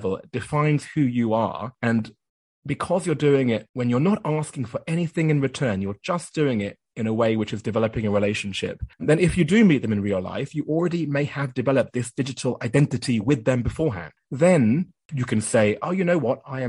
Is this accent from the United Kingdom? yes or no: yes; United Kingdom; moved away as an adult; also born or lived in Japan; I did some work in my home country. That was the UK